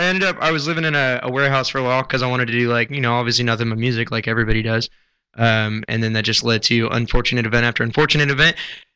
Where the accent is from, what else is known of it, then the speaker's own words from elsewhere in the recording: Kansas City, United States; moved away as an adult; also born or lived in Topeka, Kansas; I'm from Kansas City. Yeah. I moved out here to do music.